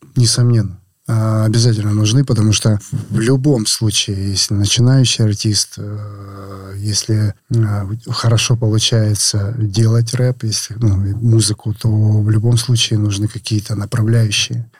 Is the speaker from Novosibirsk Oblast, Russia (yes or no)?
no; Rostov-on-Don, Rostov Oblast, Russia